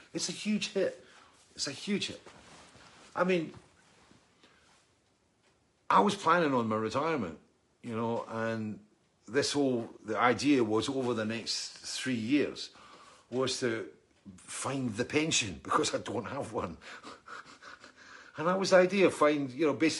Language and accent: English; Scotland, United Kingdom; also born or lived in East Lothian; I'm Scottish